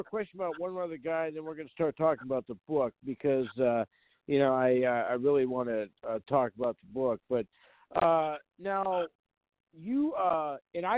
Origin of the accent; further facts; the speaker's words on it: North Dakota, United States; I'm from North Dakota